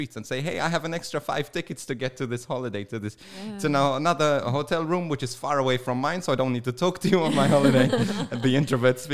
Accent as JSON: {"language": "English", "country": "Malta", "tie": "born or raised there", "moved": "yes", "lives_now": "Australia", "said": "I say I'm Maltese because my family is there and my home is there, where I was brought up is there"}